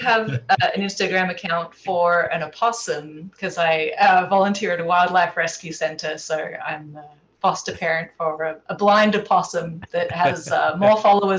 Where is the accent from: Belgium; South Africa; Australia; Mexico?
Australia; Adelaide, South Australia; also born or lived in London, United Kingdom; now in California, United States; Yes, I'm originally from Adelaide, and I've lived in London for a little bit, but I've been in the States for about 6 years now and 4 years on the West Coast here in California.